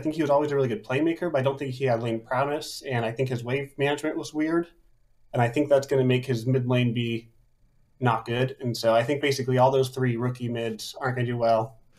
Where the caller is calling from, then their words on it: Columbus, Ohio, United States; I am calling from Columbus, Ohio